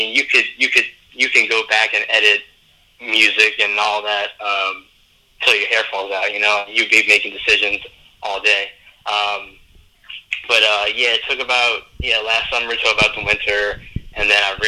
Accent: New Orleans, Louisiana, United States; I come from New Orleans.

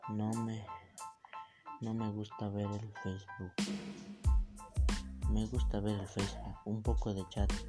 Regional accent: San Antonio, Puebla, Mexico; Soy de San Antonio Hermenegildo Galeano. Tengo 15 años. Nací el 19 de mayo del 2005 en San Antonio

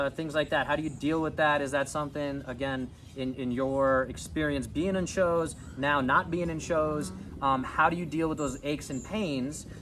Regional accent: New York, United States; I'm a Jets fan, I'm a New Yorker

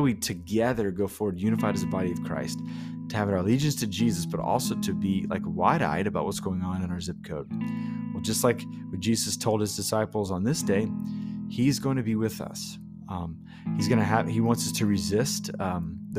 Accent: United States; as an American

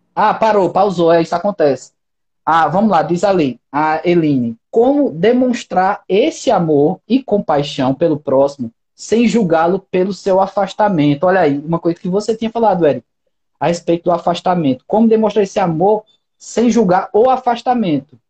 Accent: Brazil; eu moro no Brasil, nunca saí do Brasil

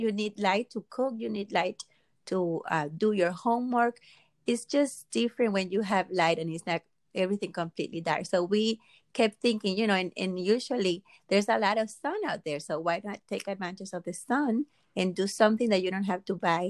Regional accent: Dominican Republic; moved away; I am from the Dominican Republic originally, and so growing up, you know, and even now the light goes out all the time

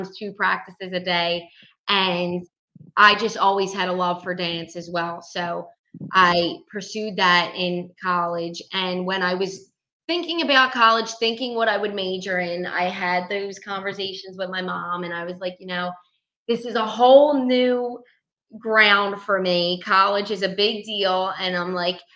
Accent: Philadelphia, Pennsylvania, United States; I grew up, born and raised in South Philadelphia

